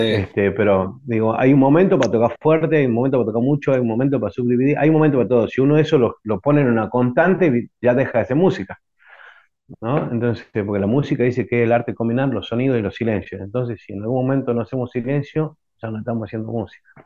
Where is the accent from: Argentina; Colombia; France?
Argentina; Tucumán